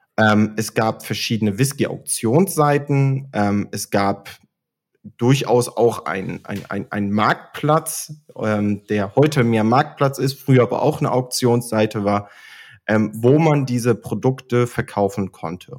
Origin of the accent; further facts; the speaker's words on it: Oldenburg, Lower Saxony, Germany; now in Munich, Germany; ich bin gebürtiger Oldenburger, ähm, komme also aus dem hohen Norden und lebe heute in München.